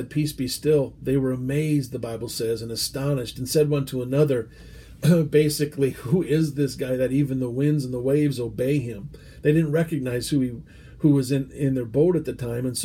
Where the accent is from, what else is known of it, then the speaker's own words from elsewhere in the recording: United States; As an American